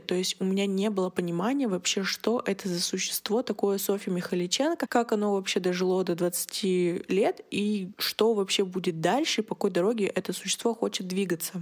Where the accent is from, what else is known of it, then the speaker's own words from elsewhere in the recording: Yekaterinburg, Sverdlovsk Oblast, Russia; мне 21, и я из Екатеринбурга